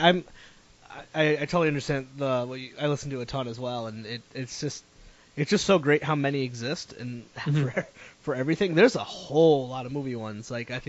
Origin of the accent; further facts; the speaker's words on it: New England, United States; Oddly enough, and I'm like from New England, so that's supposed to be like born with you.